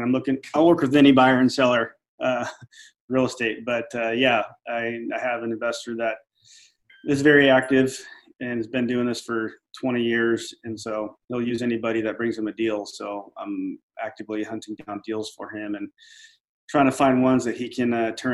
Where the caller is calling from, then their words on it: Clovis, California, United States; I'm in Central California, Clovis, California, to be exact. It's if you don't know where that's at, it's near Fresno.